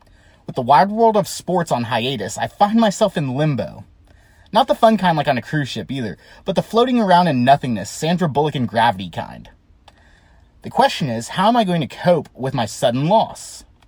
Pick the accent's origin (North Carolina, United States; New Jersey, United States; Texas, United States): Texas, United States; Growing up in Texas, we watched two things, football and Superman.